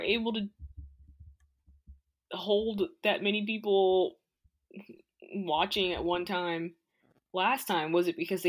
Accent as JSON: {"language": "English", "region": "Florida", "country": "United States", "moved": "yes", "said": "I'm from Florida."}